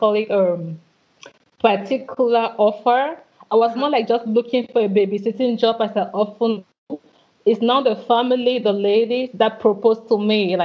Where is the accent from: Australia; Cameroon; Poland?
Cameroon; moved away as an adult; also born or lived in Rennes, France; When I left my country, my home country, Cameroon, to go to France for my studies